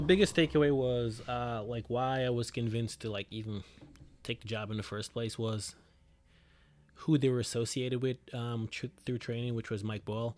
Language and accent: English; Jamaica; now in New Jersey, United States; originally from Jamaica, moved there in two thousand seven. Uh, I've been residing in Jersey since two thousand eleven